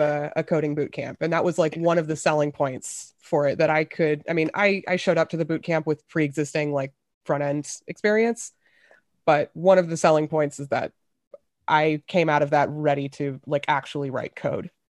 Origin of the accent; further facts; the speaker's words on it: Memphis, Tennessee, United States; now in Seattle, United States; I grew up in Memphis